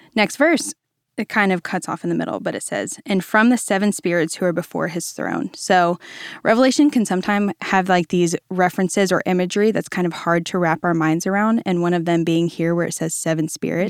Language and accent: English; Virginia, United States; now in Dallas, United States; I am originally from Virginia. I am a beach kid at heart